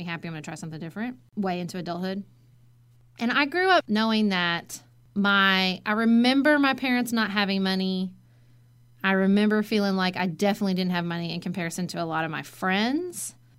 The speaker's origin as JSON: {"language": "English", "region": "Western Kentucky", "country": "United States", "tie": "born or raised there", "said": "I grew up in Western Kentucky, obviously."}